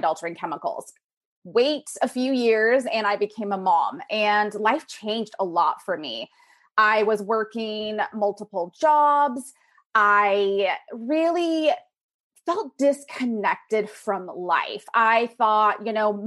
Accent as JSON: {"language": "English", "region": "Pacific Northwest", "country": "United States", "tie": "born or raised there", "said": "raised in the Pacific Northwest"}